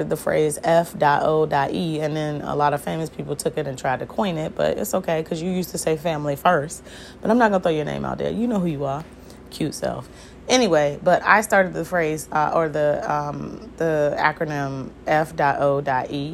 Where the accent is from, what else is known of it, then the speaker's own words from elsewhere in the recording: Hampton Roads, Virginia, United States; I'm originally from the Southampton Roads area in Virginia, which are the seven cities.